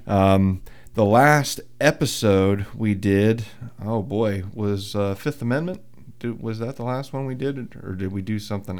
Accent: Muncy, Pennsylvania, United States; I'm from Muncie. Where's Muncie? Outside of Williamsport.

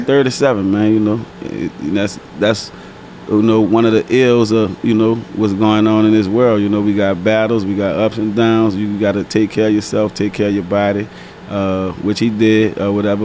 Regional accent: New Orleans, Louisiana, United States; I'm from New Orleans, from the Nine Water Wild Desire Project

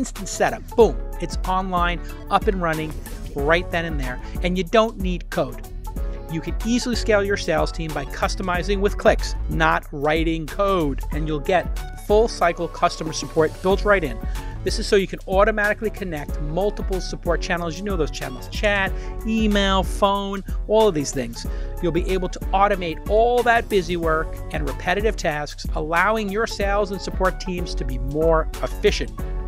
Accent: New York City, New York, United States; I'm from Brooklyn.

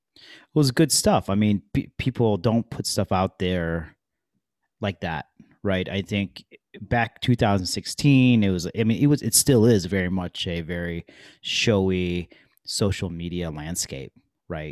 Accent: Detroit, Michigan, United States; I grew up in Detroit, Michigan

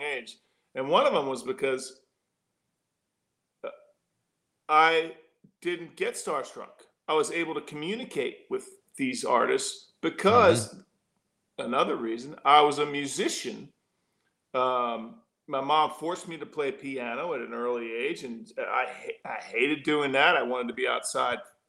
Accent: Philadelphia, Pennsylvania, United States; moved away as an adult; also born or lived in Los Angeles; now in San Antonio, United States; growing up in Philly

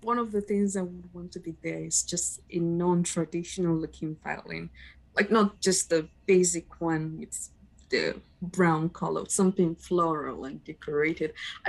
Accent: Nigeria; from Nigeria, and I've had five different violin teachers in five different countries.

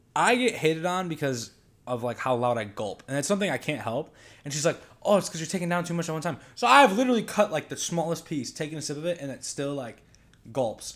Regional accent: Hartland, Michigan, United States; moved away as an adult; also born or lived in Columbia, Missouri; now in Missouri, United States; I am from Michigan, specifically Heartland, Michigan. Uh, grew up there

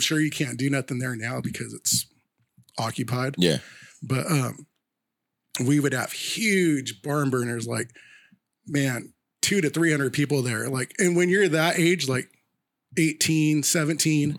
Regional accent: Sacramento, California, United States; we grew up in North Sacramento

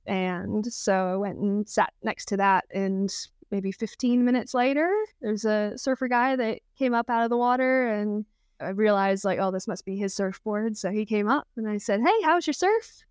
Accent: Texas, United States; moved away as an adult; now in New Zealand; I grew up in Texas in the states

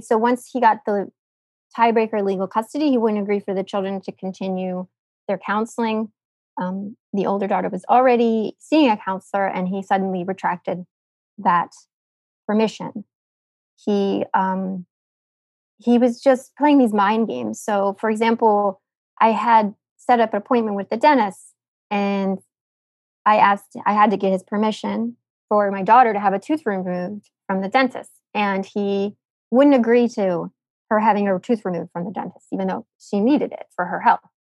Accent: United States; I'm American

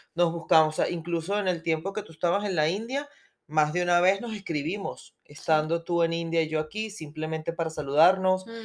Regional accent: Venezuela; moved away as an adult; yo soy venezolana, nací en Venezuela

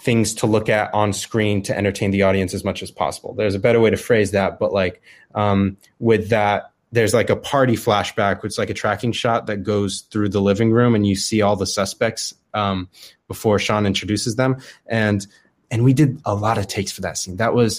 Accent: Dubai, United Arab Emirates; moved away as an adult; also born or lived in Arizona, United States; now in California, United States; I was born in Arizona, but I lived most of my life in Dubai, actually. So I lived there from when I was like 8 to the end of high school, and then I moved to California for college.

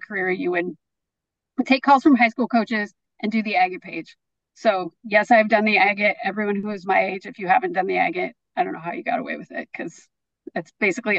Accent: Waterloo, Iowa, United States; moved away; also born or lived in Detroit; we still lived in the first house we lived in when I was a little kid in Waterloo, Iowa.

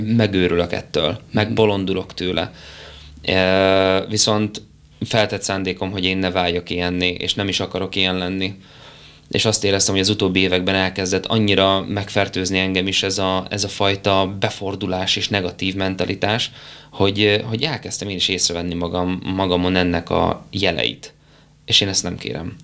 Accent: Kisgyőr, Borsod-Abaúj-Zemplén, Hungary; also born or lived in Szikszó; Én szikszon születtem egy kis kórházban, később Kisgyőrbe költöztünk, és én Kisgyőrt tartom az otthonomnak. Az egy pici falu Miskolc felett a, a bükkben

